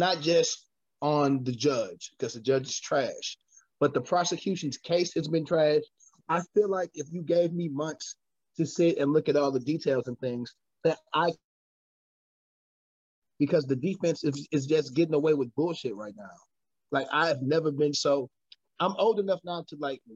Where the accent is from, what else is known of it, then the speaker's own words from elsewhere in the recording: United States; I'm American